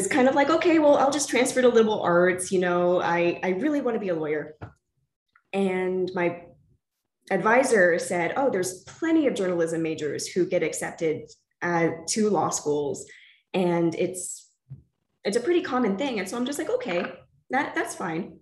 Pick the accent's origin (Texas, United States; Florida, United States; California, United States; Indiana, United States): Texas, United States; San Antonio; also born or lived in Austin, Texas; I am originally from San Antonio